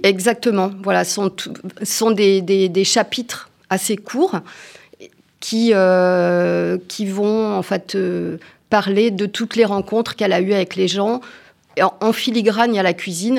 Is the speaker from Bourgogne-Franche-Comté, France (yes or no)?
no; Auvergne-Rhône-Alpes, France; je suis auvergnat, j'adore le saucisson et l'aligot